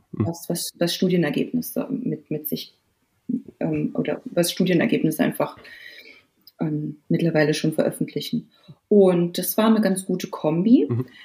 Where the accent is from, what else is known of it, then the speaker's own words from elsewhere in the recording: Germany; bei uns in Deutschland